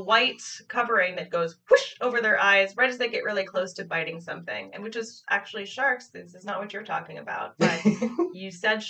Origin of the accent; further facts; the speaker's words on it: United States; We're American